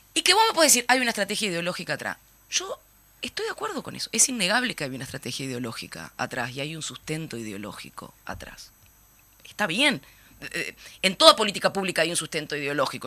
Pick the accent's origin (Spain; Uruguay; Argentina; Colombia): Uruguay; como uruguayos y uruguayas